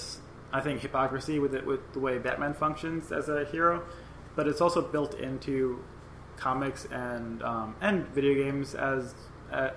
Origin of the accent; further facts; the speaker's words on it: New York City, New York, United States; we were both growing up in New York